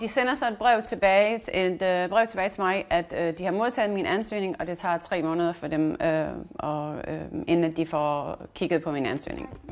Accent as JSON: {"language": "Danish", "area": "Southern Jutland", "region": "Southern Denmark", "country": "Denmark", "tie": "born or raised there", "also_born_or_lived": "Florida", "accent": "South Jutlandic", "moved": "as an adult", "said": "Det er også her, hvor jeg voksede op. Jeg kan snakke sønderjysk"}